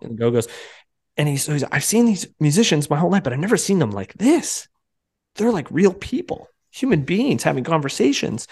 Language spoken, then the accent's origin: English; Canada; also born or lived in Toronto; up here in Canada